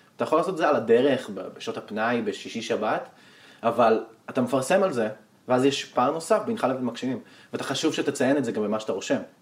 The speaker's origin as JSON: {"language": "Hebrew", "region": "Northern Israel", "country": "Israel"}